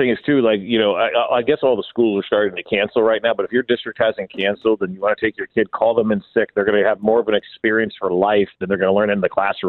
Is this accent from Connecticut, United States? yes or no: no; New Jersey, United States; moved away; back in 1986, when we were watching the Giants as I was growing up in New Jersey.